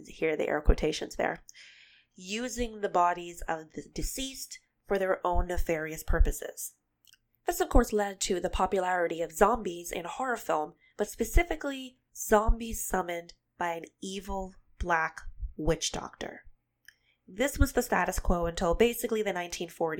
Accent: Bahamas; moved away; I'm originally from the Bahamas, so my country's indigenous spirituality

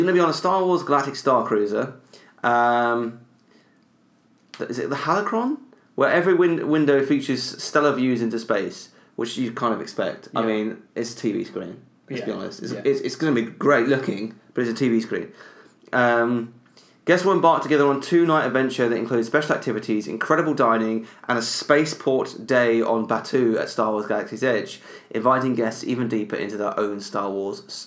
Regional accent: United Kingdom; as a British person

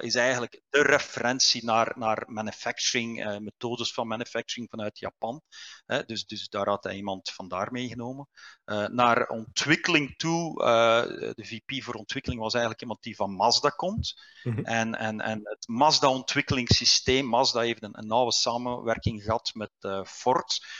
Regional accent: Liedekerke, Flanders, Belgium; moved away as an adult; also born or lived in Aalst / Ghent; Ik ben eigenlijk ik ben van, eh, van Brabant. Ik ben ah. eh, geboren in Aalst, maar, maar mijn thuis stond in Liedekerke

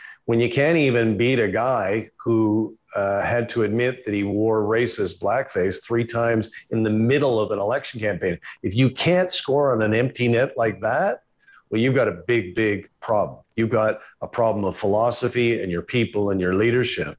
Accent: Calgary, Alberta, Canada; I say this as an Albertan, you know, I grew up in Calgary, went to high school in Calgary

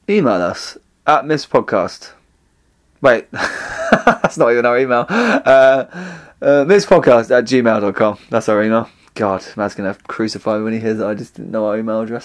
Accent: Essex, East of England, United Kingdom; now in London, United Kingdom; I'm also from Essex

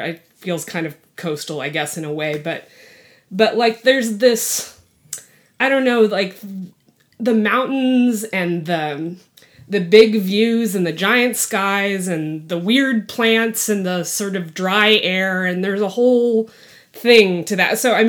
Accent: West Texas, United States; I grew up in West Texas. We went to New Mexico all the time.

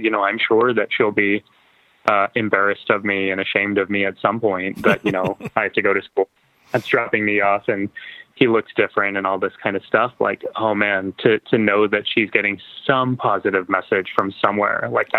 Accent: Texas, United States; it had been my dream since I was growing up in Texas

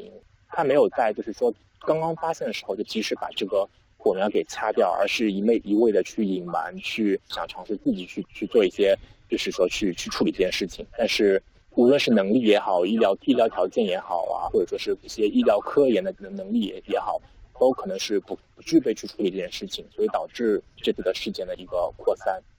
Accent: China; 就是我们中国人都说过了元月十五，我们大家都会返工嘛。

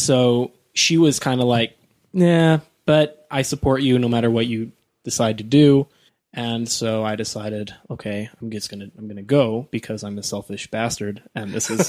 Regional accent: Kearns, Utah, United States; now in Riverton, United States; And then I grew up in Kearns. We had a little bit more money because they'd got a little bit better jobs and they'd saved up for a long time. And so then we moved to Riverton

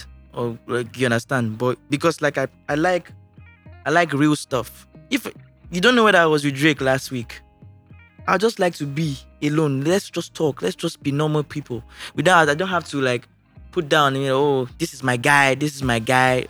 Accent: Ojodu, Lagos, Nigeria; also born or lived in Festac; No, I started living my life from Festac, then I moved to Ojodu.

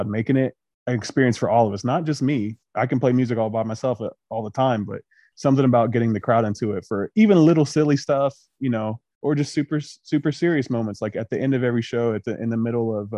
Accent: Chesapeake, Ohio, United States; moved away as an adult; now in Huntington, United States; Huntington, West Virginia is now my home. Like I said, I grew up in Chesapeake right across the river

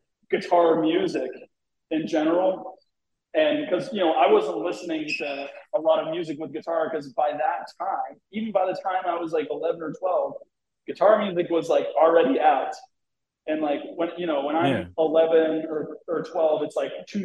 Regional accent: New England, United States; I'm from New England

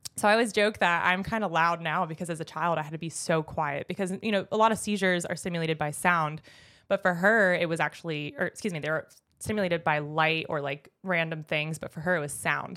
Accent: Jupiter, Florida, United States; I grew up in Jupiter, Florida, heaven on earth

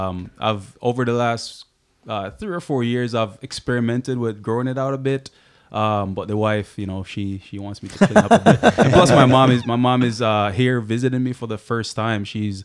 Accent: Jamaica; I played as a center back growing up in Jamaica

